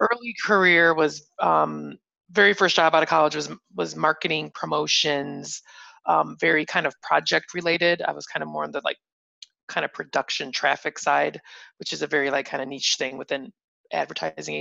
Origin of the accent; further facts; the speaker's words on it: Northwest Indiana, United States; also born or lived in Bloomington, Indiana; I born and raised in Northwest Indiana, right outside of Chicago